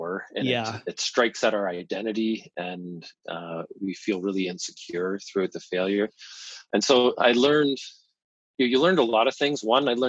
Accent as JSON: {"language": "English", "town": "London", "region": "Ontario", "country": "Canada", "tie": "born or raised there", "said": "I grew up in London, Ontario, a very average town in Canada."}